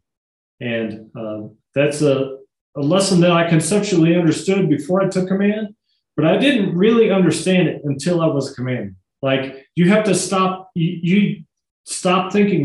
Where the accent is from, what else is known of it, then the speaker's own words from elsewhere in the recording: northern Missouri, United States; also born or lived in Kansas City; now in Cheyenne, United States; I was born in Kansas City, grew up kind of in northern Missouri